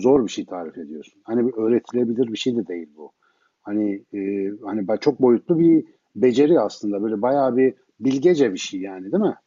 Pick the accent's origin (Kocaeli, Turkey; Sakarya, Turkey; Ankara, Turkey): Ankara, Turkey; now in Istanbul, Turkey; ben Ankaralıyım